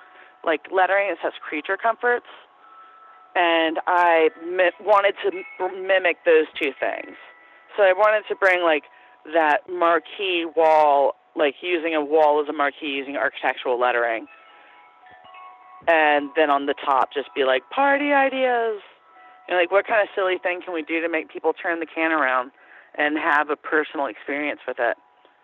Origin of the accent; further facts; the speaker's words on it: Athens, Georgia, United States; I'm from Athens. I'm totally fine with that.